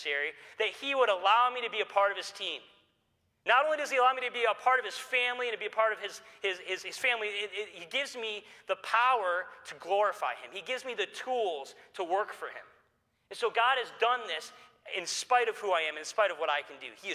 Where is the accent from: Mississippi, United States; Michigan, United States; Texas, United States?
Michigan, United States; Detroit; I grew up here in the Detroit area